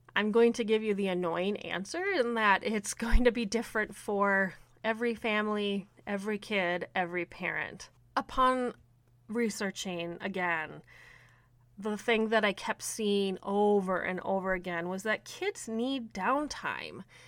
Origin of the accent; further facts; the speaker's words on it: Minnesota, United States; I am from Minnesota